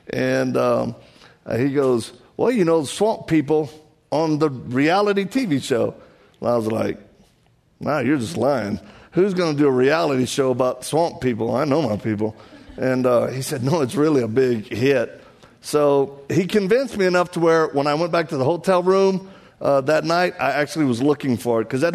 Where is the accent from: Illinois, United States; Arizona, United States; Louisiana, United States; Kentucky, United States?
Louisiana, United States; accent: Cajun; The way you hear me sound is not my fault. I was born like this. I'm from Louisiana, and I'm one of those Cajuns